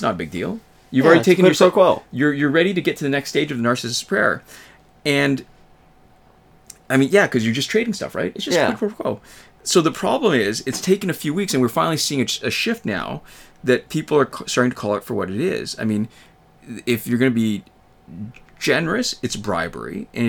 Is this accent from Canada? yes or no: yes; Canada; And even as a Canadian, where I don't really have the same kind of direct personal stake in it, it's really kind of compelling